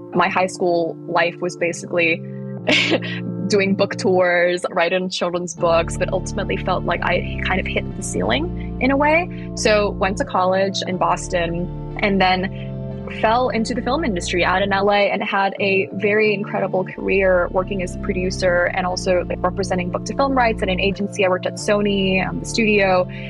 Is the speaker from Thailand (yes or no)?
yes; Thailand; I grew up in Thailand and I spent my childhood foraging around